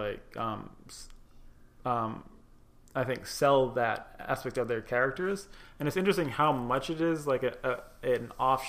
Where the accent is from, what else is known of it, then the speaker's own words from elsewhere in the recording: United States; also born or lived in Tunisia (mother's origin); it just looks weird to me as an American